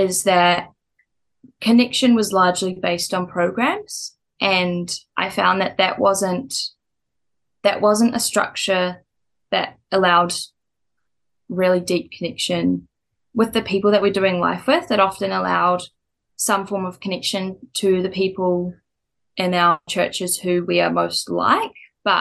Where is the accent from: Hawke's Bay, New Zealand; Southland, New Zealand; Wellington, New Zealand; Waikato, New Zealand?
Hawke's Bay, New Zealand; now in Auckland, New Zealand; I'm from Hawke's Bay